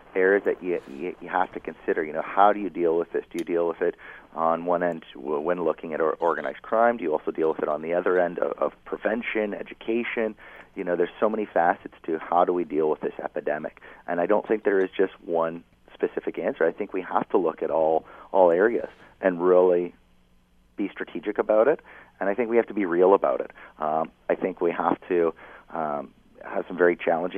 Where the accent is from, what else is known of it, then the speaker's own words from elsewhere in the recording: Kitchener, Ontario, Canada; I grew up in Kitchener